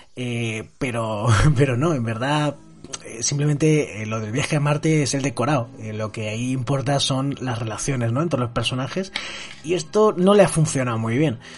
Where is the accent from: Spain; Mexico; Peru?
Spain; en mi país, por ejemplo, en España